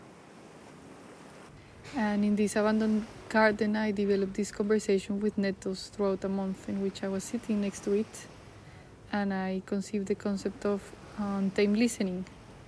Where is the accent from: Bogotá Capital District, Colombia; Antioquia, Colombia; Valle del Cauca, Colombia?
Bogotá Capital District, Colombia; Bogotá; moved away; my hometown, Bogotá.